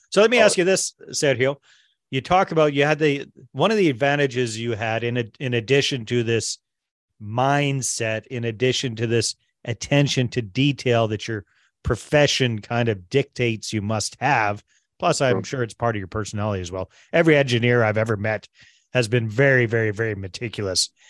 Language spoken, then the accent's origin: English; Canada; also born or lived in Costa Rica; I immigrated from Canada to Costa Rica and lived down there for 10 years.